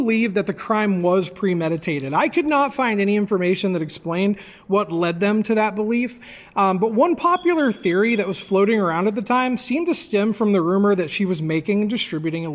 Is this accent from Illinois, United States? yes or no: no; Grafton, West Virginia, United States; I'm from Grafton